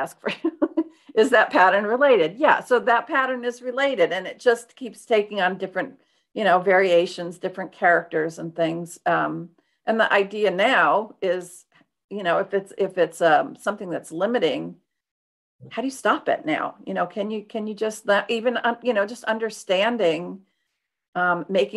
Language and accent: English; Detroit, Michigan, United States; I'm from Detroit